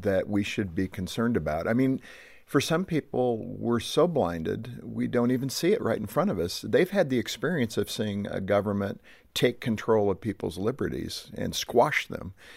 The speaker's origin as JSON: {"language": "English", "country": "United States", "said": "as an American"}